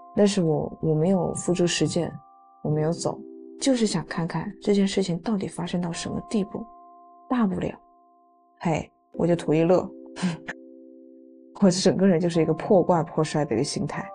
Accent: Guizhou, China; moved away as an adult; 今年二十八岁，我是来自贵州，现在在 S 城市工作

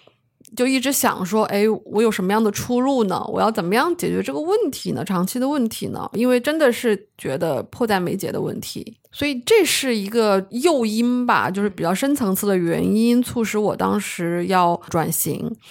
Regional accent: Chongqing, China; moved away; also born or lived in Harbin; 我是重庆人。大学在哈尔滨念的，哈工大通信工程专业毕业的。

